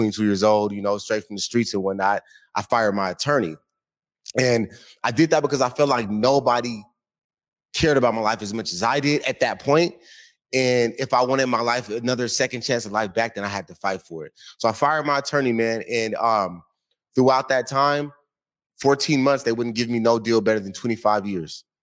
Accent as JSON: {"language": "English", "region": "Washington", "country": "United States", "tie": "born or raised there", "said": "So my grandma took a hold of me. We was raised over in Yesler Terrace Projects. You know, heavily gang infested and whatnot."}